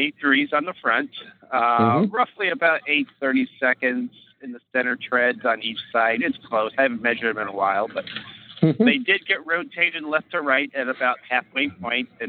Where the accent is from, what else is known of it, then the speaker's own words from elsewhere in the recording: Florida, United States; I'm from Florida, but happen to be in Houghton, Maine tonight